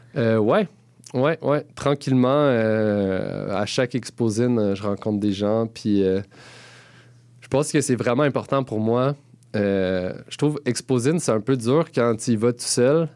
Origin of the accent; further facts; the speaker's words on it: Gatineau, Quebec, Canada; moved away as an adult; now in Montreal, Canada; je viens de Gatineau. Et euh, ça fait quand même presque une dizaine d'années que je suis à Montréal.